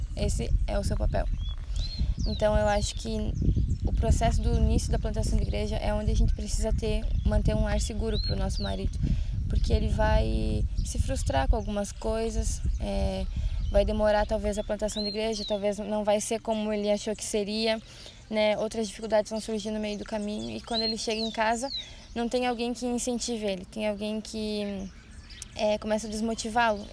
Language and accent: Portuguese; Santa Rosa, Rio Grande do Sul, Brazil; moved away as an adult; now in Blumenau, Brazil; sou do Rio Grande do Sul, Santa Rosa